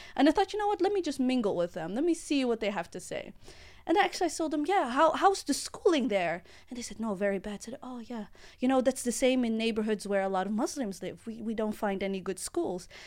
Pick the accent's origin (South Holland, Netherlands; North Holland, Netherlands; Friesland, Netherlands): South Holland, Netherlands; The Hague; I'm from The Hague